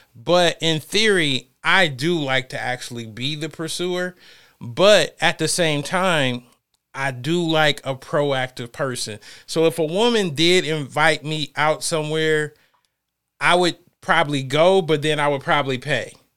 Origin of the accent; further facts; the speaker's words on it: Ohio, United States; moved away; I'm from Ohio